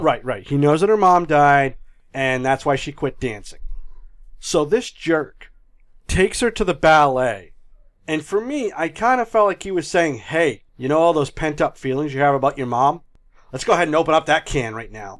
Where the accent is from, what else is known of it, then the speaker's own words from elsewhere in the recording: New England, United States; I'm from New England, I don't know what an R is